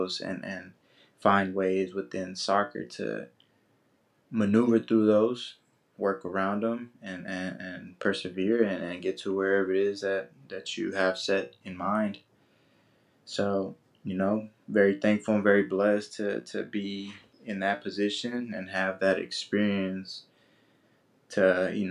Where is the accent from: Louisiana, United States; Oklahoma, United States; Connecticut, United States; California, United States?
California, United States; Oakland; growing up in that environment, that community